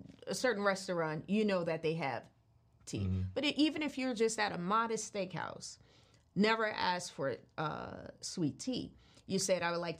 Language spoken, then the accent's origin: English; New Orleans, Louisiana, United States; being from New Orleans